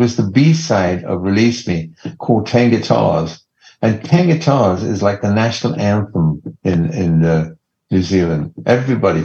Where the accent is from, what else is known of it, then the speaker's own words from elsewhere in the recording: Leicester, East Midlands, United Kingdom; now in Los Angeles, United States; Leicester, my hometown